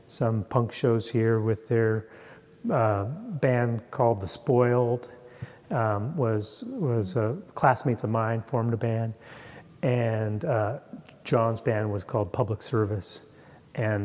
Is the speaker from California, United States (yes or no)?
no; Anacortes, Washington, United States; also born or lived in Tucson, Arizona; I grew up in Anacortes, but when you're 18 and you're from a small town, kind of want to get out.